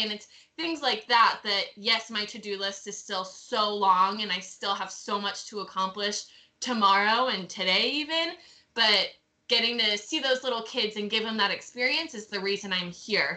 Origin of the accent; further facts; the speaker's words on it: North Carolina, United States; I'm from North Carolina